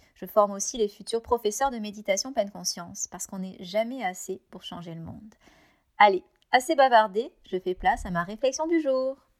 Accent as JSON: {"language": "French", "country": "France", "moved": "as an adult", "lives_now": "Canada"}